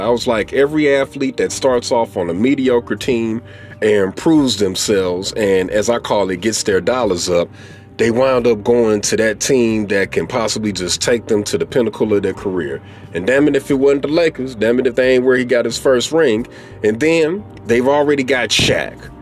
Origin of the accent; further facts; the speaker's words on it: St. Louis, Missouri, United States; I'm from St. Louis. So St. Louis didn't have a basketball team